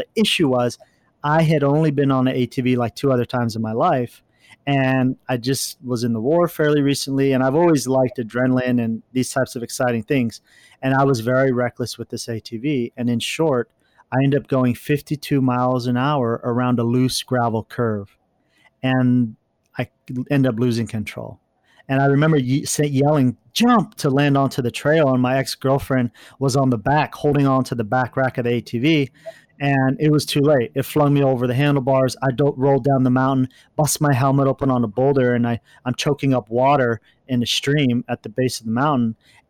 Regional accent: California, United States; I grew up all over, but for a majority, I grew up in Orange County.

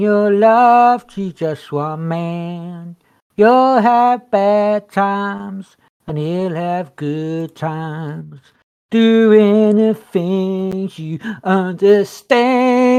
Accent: England, United Kingdom; we're English, British, whatever

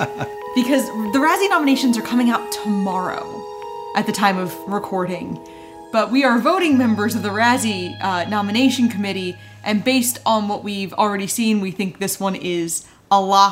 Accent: England, United Kingdom; I'm English.

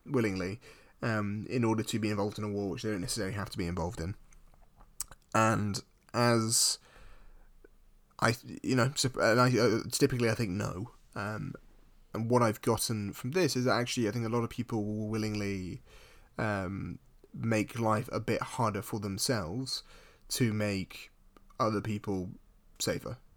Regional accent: United Kingdom; as a British person

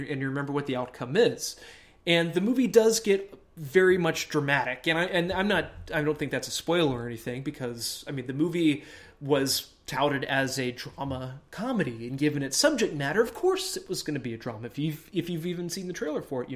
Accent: Houston, Texas, United States; I was from Houston

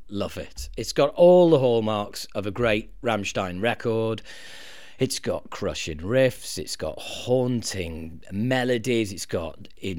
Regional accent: Harrogate, Yorkshire and the Humber, United Kingdom; moved away; a record shop in my hometown of Harrogate

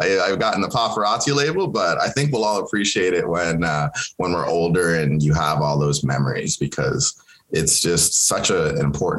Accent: Kenya; born there; moved away; I was born in Kenya and moved here with my family.

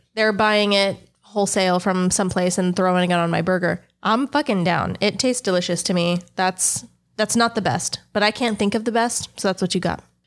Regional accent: United States; now in Texas, United States; I am an American

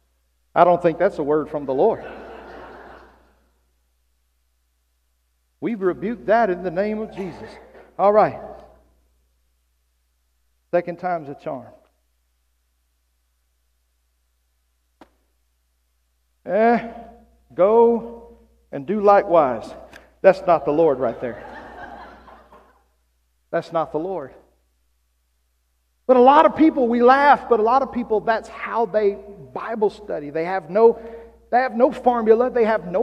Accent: South Arkansas, United States; now in Oklahoma, United States; I was raised in South Arkansas

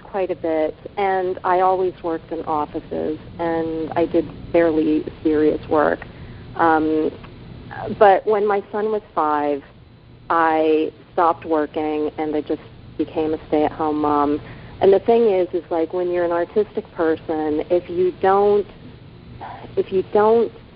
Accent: Northern Virginia, United States; born or raised there; also born or lived in Japan

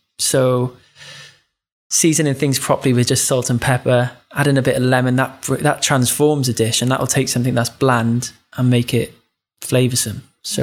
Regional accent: Cardiff, Wales, United Kingdom; Which is my hometown.

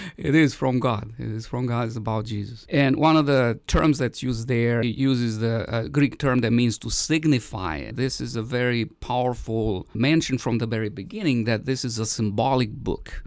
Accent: Romania; moved away; I grew up in Romania

